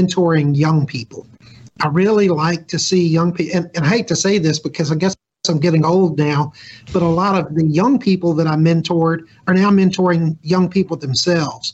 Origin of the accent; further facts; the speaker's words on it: Jackson, Mississippi, United States; now in Mississippi Gulf Coast, United States; I'm not actually from the coast. I'm from Jackson.